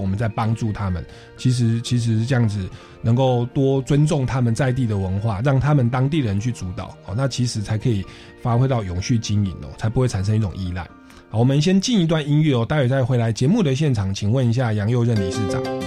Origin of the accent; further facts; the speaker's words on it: Taiwan; 我们台湾人是存房子啊